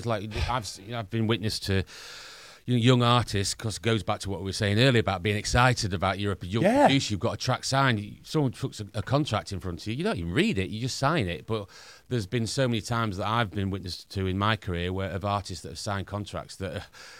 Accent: Northern England, United Kingdom; accent: Northern; We're Northerners, as you can probably tell by my accent.

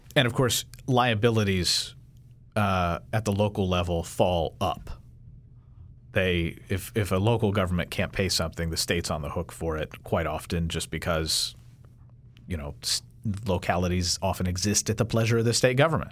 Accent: Kentucky, United States; I'm from Kentucky

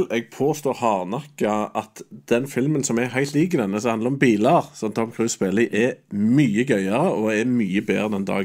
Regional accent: Trøndelag, Norway; jeg som trønder

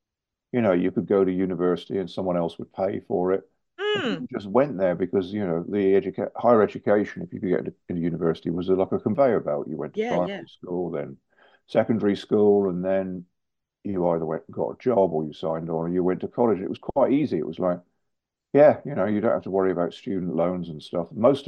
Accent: South West England, United Kingdom; moved away as an adult; now in London, United Kingdom; So I moved from Devon, which was small in a way, to London, which was big.

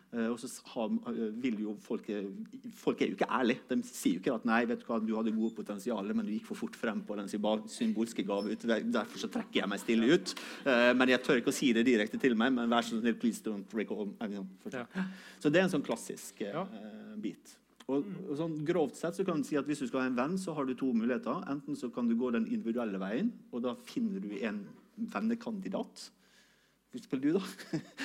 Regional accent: Sunnmøre, Møre og Romsdal, Norway; jeg kommer fra Sunnmøre

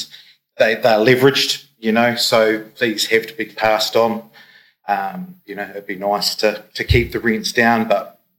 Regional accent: Christchurch, Canterbury, New Zealand; moved away as an adult; now in Queenstown, New Zealand; I'm from Christchurch. I moved down in 2002

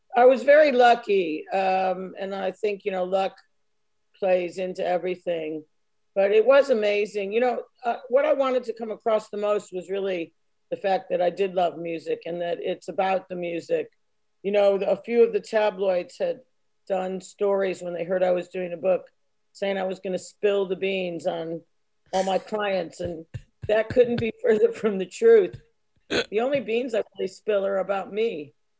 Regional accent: United States; moved away; being American

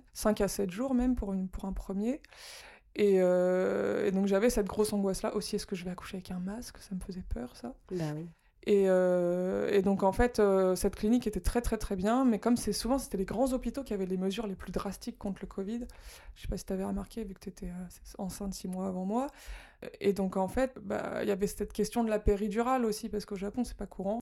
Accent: France; moved away as an adult; now in Japan; je suis française

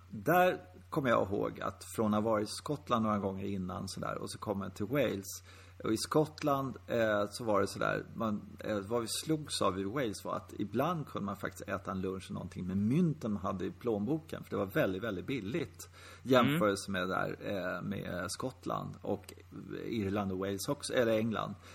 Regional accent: Sweden; vi som svenskar

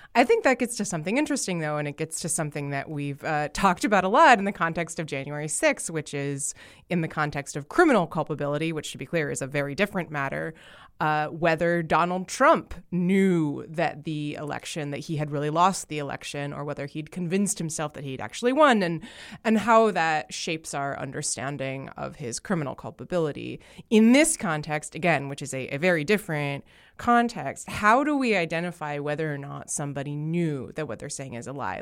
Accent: New Jersey, United States; As a proud New Jersey-an

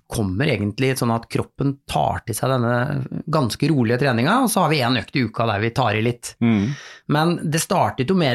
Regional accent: Halden, Østfold, Norway; så tenkte jeg for jeg kommer fra Halden, jeg må jo kunne løpe fra Halden til Oslo.

